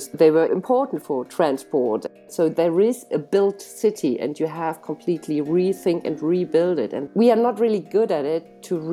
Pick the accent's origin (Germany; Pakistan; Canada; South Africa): Germany; Cologne, North Rhine-Westphalia; my hometown, Cologne.